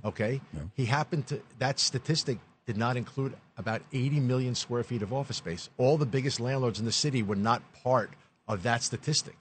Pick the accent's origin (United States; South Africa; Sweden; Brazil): United States; New York City, New York; we're also from New York. I'm, an, I'm a Queens and Manhattan guy my whole life